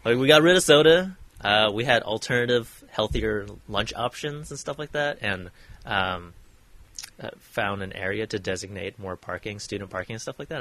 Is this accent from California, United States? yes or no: no; Oregon, United States; born or raised there; moved away